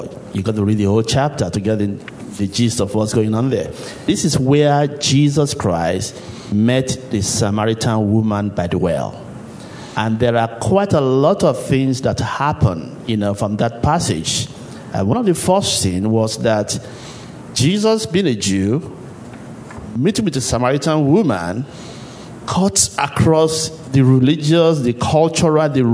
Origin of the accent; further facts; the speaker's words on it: Nigeria; moved away as an adult; now in Ohio, United States; I grew up in Nigeria, where you don't turn the faucet in those days and have water.